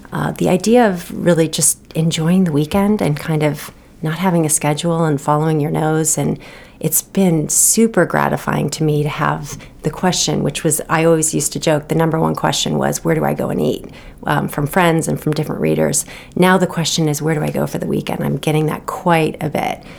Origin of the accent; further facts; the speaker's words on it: Los Angeles, California, United States; moved away as an adult; also born or lived in Seattle; now in Maine, United States; I grew up on the West Coast um, my whole life in California